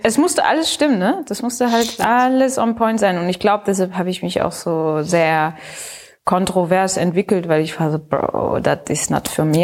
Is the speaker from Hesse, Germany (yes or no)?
no; Pforzheim, Baden-Württemberg, Germany; moved away as an adult; now in Berlin, Germany; ich bin in Pforzheim aufgewachsen und geboren.